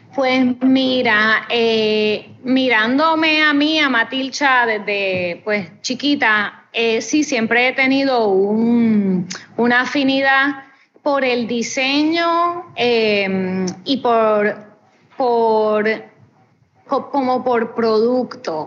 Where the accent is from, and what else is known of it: Puerto Rico